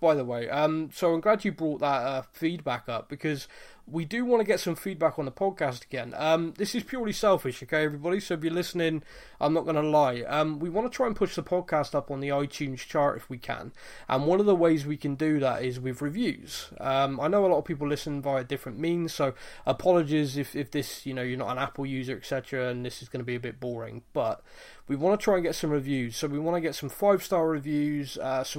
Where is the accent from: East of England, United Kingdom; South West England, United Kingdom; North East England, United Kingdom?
South West England, United Kingdom; Bristol; accent: carrot cruncher; Being a Bristol boy